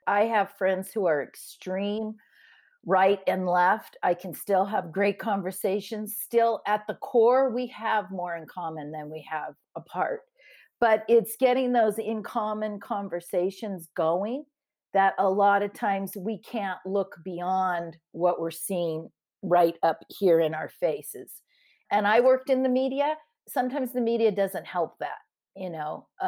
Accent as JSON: {"language": "English", "town": "San Diego", "region": "California", "country": "United States", "tie": "born or raised there", "said": "when Becca talked about the border situation, I grew up right in San Diego."}